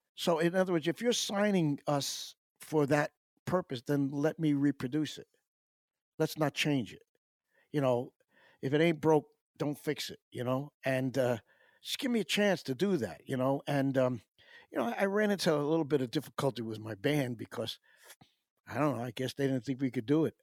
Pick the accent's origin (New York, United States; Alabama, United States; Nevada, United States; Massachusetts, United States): New York, United States; Pelham; also born or lived in Syracuse; in my hometown of Pelham